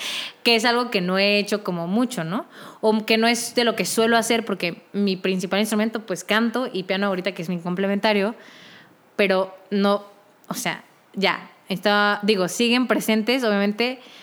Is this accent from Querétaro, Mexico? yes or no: yes; Querétaro, Mexico; moved away as an adult; now in Mexico City, Mexico; Yo que soy de la ciudad de Querétaro, me mudé también a la ciudad de México para poder estudiar esto